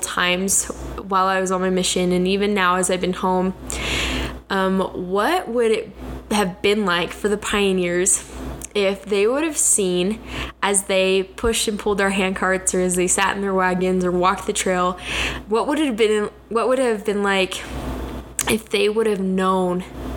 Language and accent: English; Kennewick, Washington, United States; moved away as an adult; now in Rexburg, United States; I grew up in Kennewick, Washington